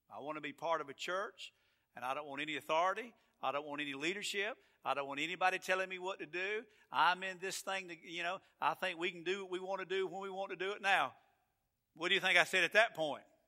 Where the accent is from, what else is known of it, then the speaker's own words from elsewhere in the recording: Atlanta, Georgia, United States; now in Florida, United States; I am from Georgia, and I am from Atlanta, and it's just something about where you're from, it's just where you're from. And I love Florida, but I'm from Atlanta and that area.